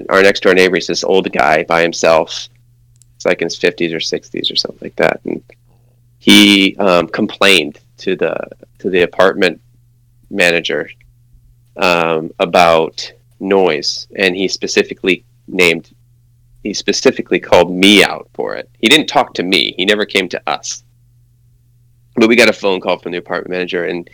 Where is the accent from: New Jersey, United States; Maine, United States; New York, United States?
Maine, United States; moved away; also born or lived in California; But I'm originally from Maine and then moved to California